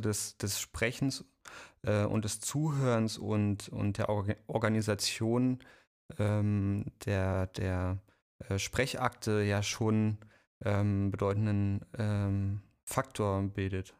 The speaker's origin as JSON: {"language": "German", "region": "East Germany", "country": "Germany", "said": "Ich bin ja aus dem Osten"}